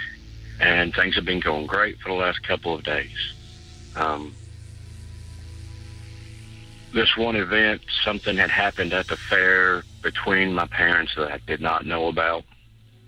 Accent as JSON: {"language": "English", "town": "Louisville", "region": "Kentucky", "country": "United States", "said": "I'm from Louisville, Kentucky"}